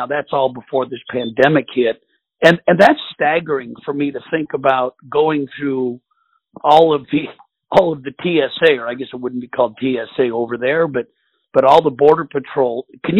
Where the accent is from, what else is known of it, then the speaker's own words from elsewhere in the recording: United States; I was born in the United States